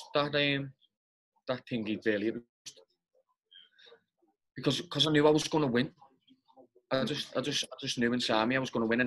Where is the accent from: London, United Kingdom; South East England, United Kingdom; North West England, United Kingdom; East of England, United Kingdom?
North West England, United Kingdom; Liverpool; because I'm from Liverpool.